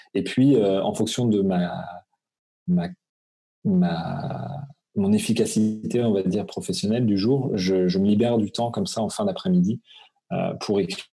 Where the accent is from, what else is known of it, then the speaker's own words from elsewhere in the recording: Brittany, France; moved away as an adult; now in Alsace, France; Je suis breton d'origine, donc c'est vrai que j'ai vécu jusqu'à mes 18 quand même, donc c'est très ancré chez moi